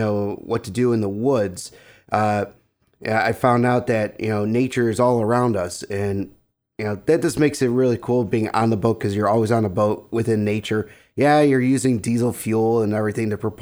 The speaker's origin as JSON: {"language": "English", "town": "Evergreen Park", "region": "Illinois", "country": "United States", "tie": "born or raised there", "also_born_or_lived": "Lemont, Illinois", "said": "I grew up right here in Evergreen Park"}